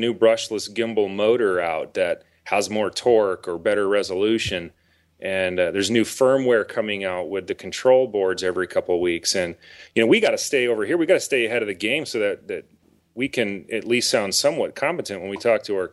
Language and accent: English; Alabama, United States; now in Mesa, United States; I was born in Alabama, but I'm in Arizona now